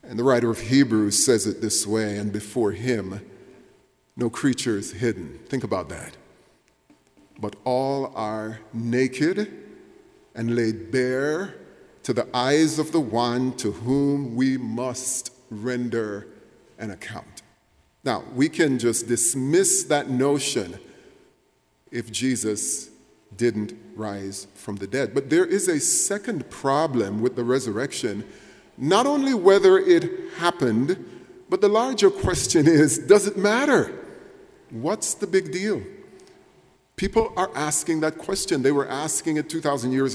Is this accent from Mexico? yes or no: no; Jamaica; moved away; when I was growing up in Jamaica, it was the year 1975